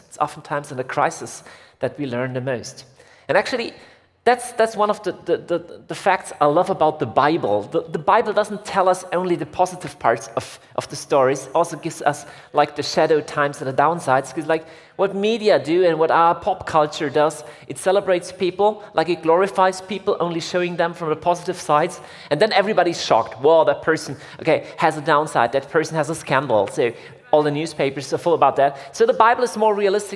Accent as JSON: {"language": "English", "country": "Germany", "said": "I'm from Germany."}